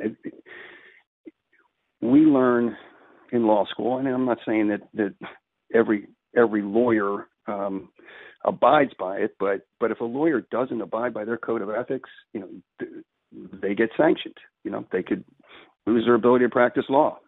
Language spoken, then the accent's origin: English; Philadelphia, Pennsylvania, United States; I grew up here in Philly